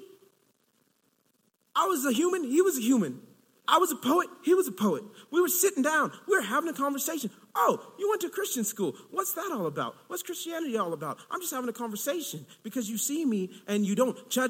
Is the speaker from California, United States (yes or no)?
yes; Long Beach, California, United States; moved away as an adult; also born or lived in Chicago; I'm originally from California